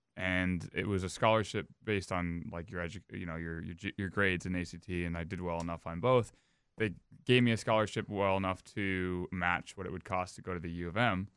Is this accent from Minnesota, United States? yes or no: yes; Edina, Minnesota, United States; I grew up in Edina.